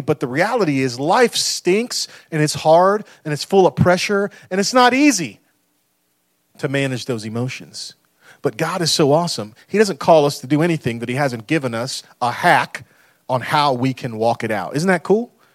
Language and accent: English; United States; we've done as American people